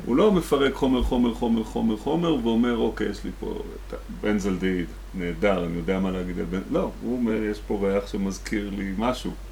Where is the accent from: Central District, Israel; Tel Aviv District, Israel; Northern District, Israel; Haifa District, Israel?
Central District, Israel; Rehovot; born or raised there; also born or lived in the Valley (Jezreel Valley)